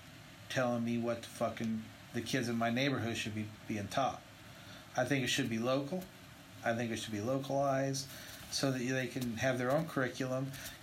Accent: Indiana, United States; moved away; But they have that choice to leave. I came from Indiana. I didn't like the fucking way it was. I fucking left.

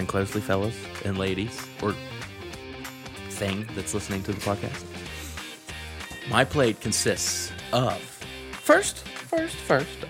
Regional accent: United States; I'm an American

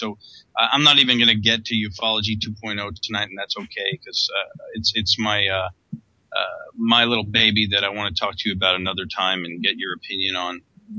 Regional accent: New York, United States; Okay, New York. That's my town.

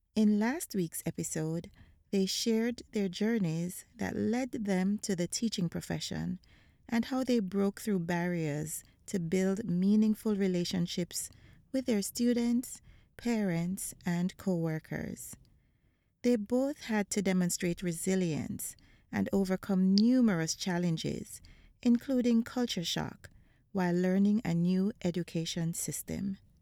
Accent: Montego Bay, Saint James, Jamaica; moved away as an adult; also born or lived in Hanover, Jamaica; now in United States; I was born in Montego Bay and spent most of my life there, but I also lived in Hanover

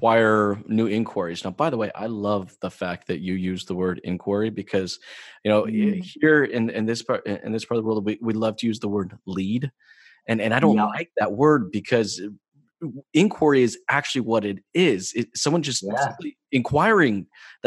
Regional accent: United States; moved away as an adult; also born or lived in New Mexico; now in Canada; I'm originally from the States, I'm not from Canada

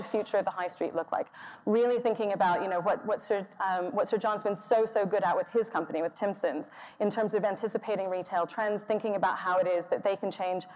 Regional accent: Texas, United States; moved away; the suburbs I grew up in Texas

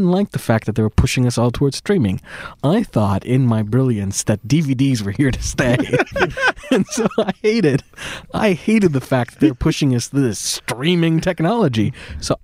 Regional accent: Orange County, California, United States; I grew up in Orange County

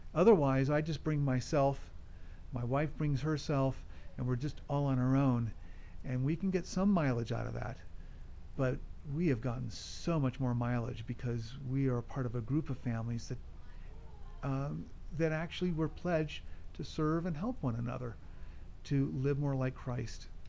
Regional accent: California, United States; moved away as an adult; also born or lived in Colorado; I'm originally from California

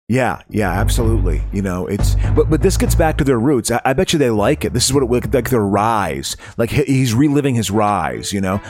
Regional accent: Eau Claire, Wisconsin, United States; But when I grew up in Eau Claire, Wisconsin

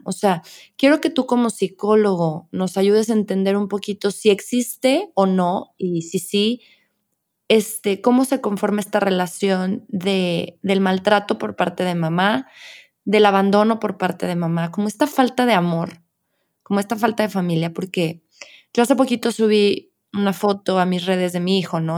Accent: León, Guanajuato, Mexico; los que somos de León y de Guanajuato

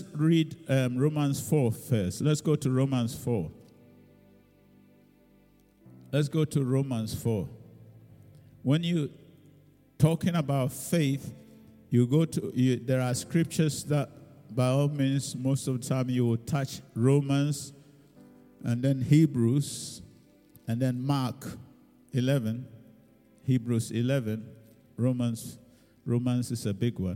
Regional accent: Ghana; now in United Kingdom; now I'm no longer British, so now I'm a Ghanaian

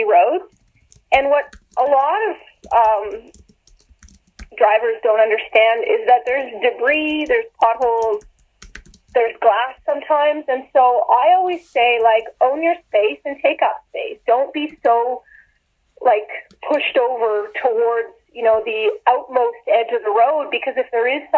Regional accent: Ottawa, Ontario, Canada; now in Alberta, Canada; I grew up in Ottawa, so I always rode a bike as a kid

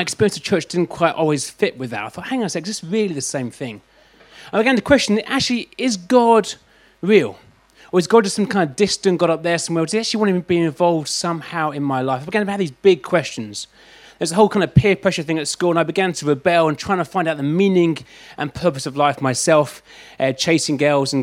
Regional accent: London, United Kingdom; I'm from London

